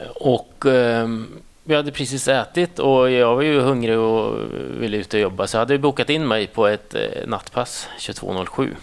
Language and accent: Swedish; Säffle, Värmland, Sweden; also born or lived in Thailand; now in Enköping, Sweden; jag är från en litet ställe som heter Säffle ja. som ligger i Värmland